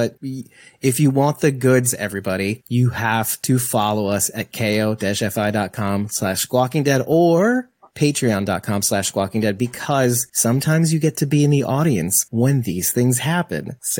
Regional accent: Wayne, New Jersey, United States; I grew up in Wayne, New Jersey for the longest time.

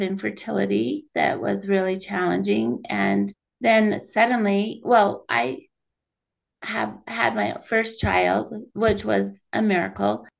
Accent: Kaysville, Utah, United States; also born or lived in St. George, Utah; I grew up in Kaysville, Utah

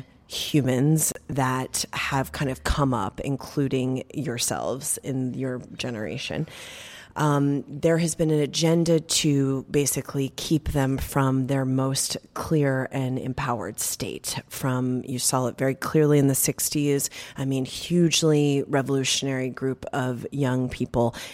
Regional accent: New York, United States; now in Los Angeles, United States; I'm a New Yorker

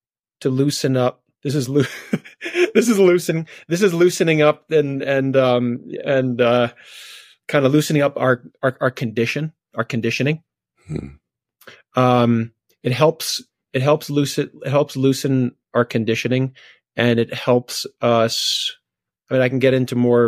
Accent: New York City, New York, United States; moved away as an adult; now in Colorado, United States; we moved from Brooklyn, New York, to this tiny mountain town in Colorado

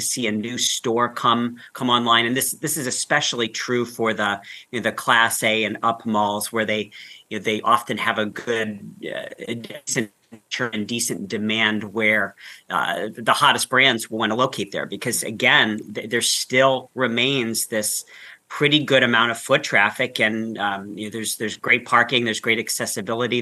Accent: Northeast Ohio, United States; I grew up in Northeast Ohio

